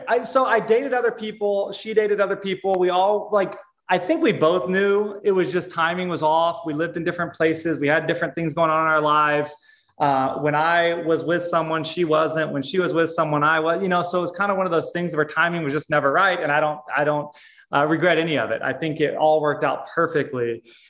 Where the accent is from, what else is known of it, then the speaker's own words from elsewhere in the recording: Texas, United States; also born or lived in St. Louis / Arizona / Hawaii; I grew up in Texas and then St. Louis and then lived in Arizona and Hawaii and here and there in a motorhome